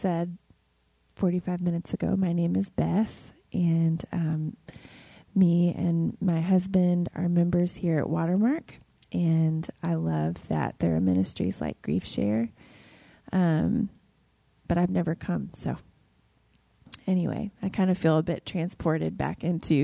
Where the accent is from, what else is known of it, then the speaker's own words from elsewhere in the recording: Ohio, United States; moved away as an adult; now in Dallas, United States; my small hometown in Ohio